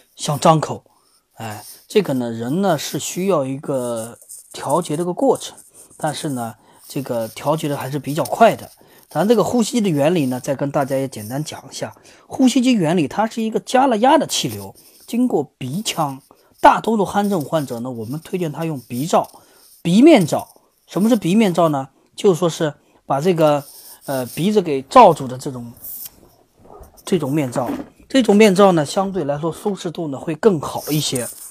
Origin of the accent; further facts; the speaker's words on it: China; 咱们中国